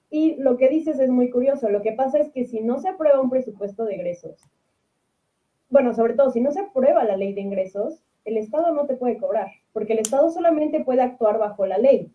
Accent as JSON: {"language": "Spanish", "country": "Mexico", "said": "nosotros eh, pues, como mexicanos, ciudadanos, clase media"}